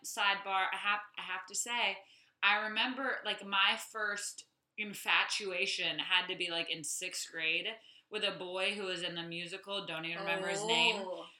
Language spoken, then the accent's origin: English; Saudi Arabia; I grew up in Saudi Arabia.